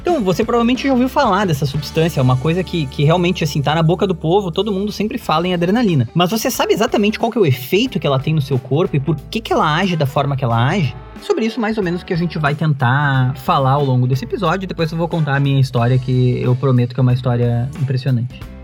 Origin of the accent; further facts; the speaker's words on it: Porto Alegre, Rio Grande do Sul, Brazil; a gente é aqui de Porto Alegre